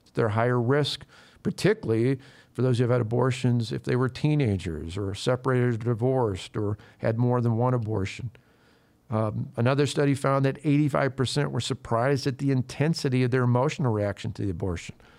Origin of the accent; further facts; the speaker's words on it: Wisconsin, United States; people in Wisconsin, in my home state